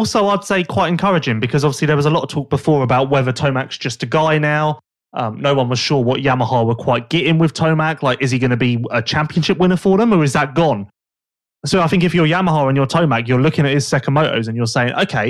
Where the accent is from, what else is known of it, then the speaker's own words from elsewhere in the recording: West Sussex, South East England, United Kingdom; I'm from West Sussex.